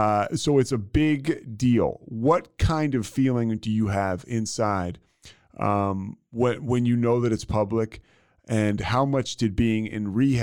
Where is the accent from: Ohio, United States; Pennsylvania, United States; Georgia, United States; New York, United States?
Pennsylvania, United States; Philadelphia; I grew up in Philadelphia, and I grew up, you know, in high school in the 90s and college, you know, late 90s, 2000s.